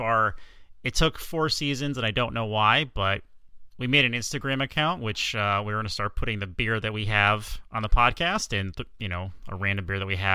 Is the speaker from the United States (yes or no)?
yes; Bridgeport, Connecticut, United States; growing up in Bridgeport, there was a lot of Italian bakeries